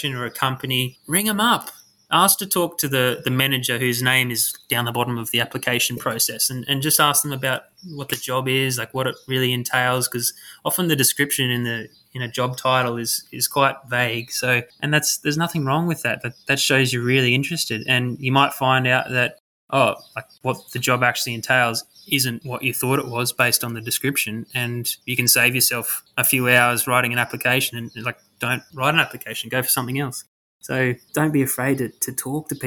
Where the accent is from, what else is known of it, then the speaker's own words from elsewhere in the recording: Queensland, Australia; moved away as an adult; also born or lived in Canberra; I'm being from Queensland, I actually went down to ANU to study at uni